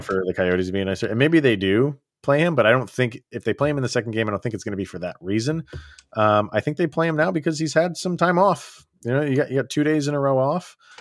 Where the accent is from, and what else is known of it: Schenectady, New York, United States; born or raised there